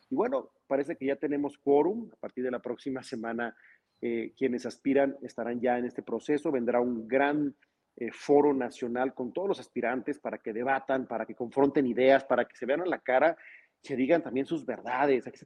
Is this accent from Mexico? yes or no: yes; Mexico; pero al final todos somos mexicanos, a todos nos importa nuestro país, todos amamos este país